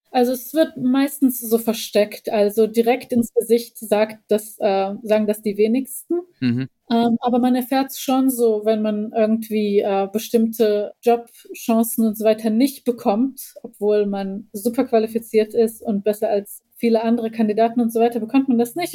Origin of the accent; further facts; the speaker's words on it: Bosnia & Herzegovina; now in Germany; ich als Bosniakin